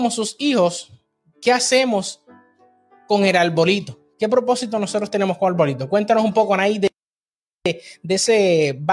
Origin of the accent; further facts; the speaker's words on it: Puerto Rico; now in Texas, United States; nosotros somos de Puerto Rico, estamos en Texas, pero las navidades en Puerto Rico son las navidades más alegres del planeta.